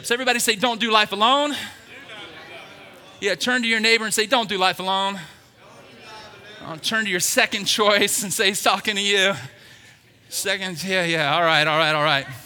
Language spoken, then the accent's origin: English; the South, United States; I'm from the South. We're going deep fried donuts, everybody.